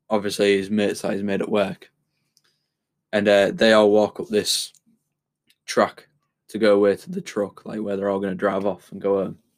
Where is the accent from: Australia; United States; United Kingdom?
United Kingdom; being British